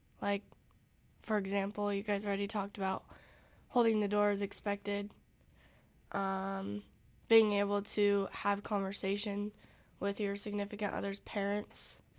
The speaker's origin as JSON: {"language": "English", "town": "Council Bluffs", "region": "Iowa", "country": "United States", "said": "I'm from Council Bluffs, Iowa"}